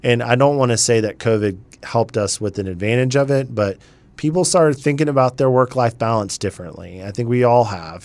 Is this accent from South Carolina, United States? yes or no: yes; Charleston, South Carolina, United States; also born or lived in Greer, South Carolina; now in Winston-Salem, United States; I grew up in Charleston, South Carolina